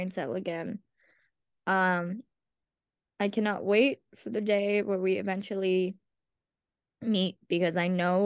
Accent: Massachusetts, United States; I am from Massachusetts

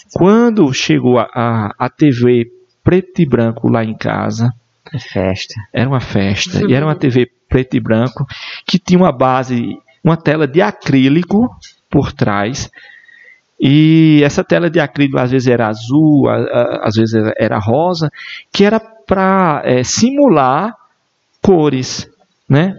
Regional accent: Esperança, Paraíba, Brazil; also born or lived in Campina Grande; eu só fiz nascer em Campina Grande, né? Toda a minha vida, toda a, a minha história familiar e também é, a educação foi toda aqui no município de Esperança

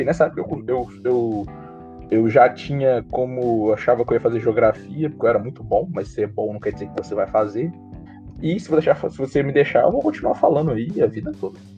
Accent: Guarani, Brazil; Eu sou de Guarani, Atualmente é em Guarani, por causa da quarentena

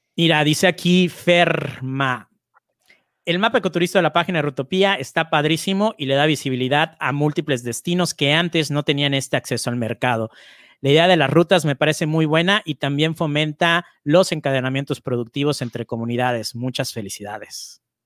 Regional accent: Mexico; en mi país, en México

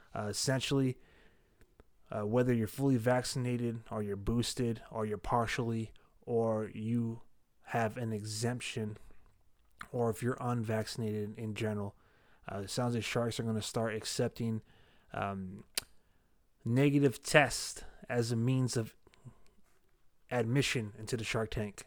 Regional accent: San Jose, California, United States; from my hometown, from right here, San Jose, California

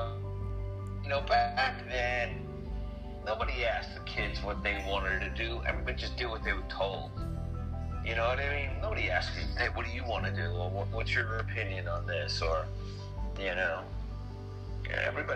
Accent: Long Island, New York, United States; also born or lived in Brooklyn, New York / Queens, New York; I was born in Brooklyn, and I did some growing up in Queens, and then the family all moved us out to Long Island when I was a kid, and I went into public school

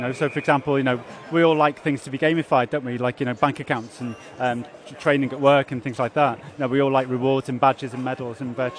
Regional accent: Liverpool, North West England, United Kingdom; we're all from Liverpool, you know, we sort of know each other from Liverpool

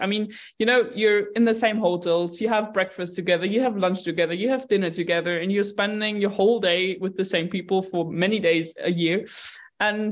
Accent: Munich, Bavaria, Germany; I grew up in Munich. I was born here. I grew up here

